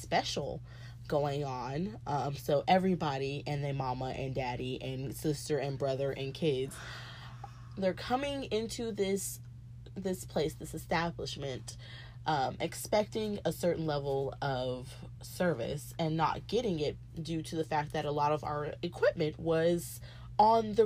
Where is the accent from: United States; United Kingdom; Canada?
United States; the South; we're from the South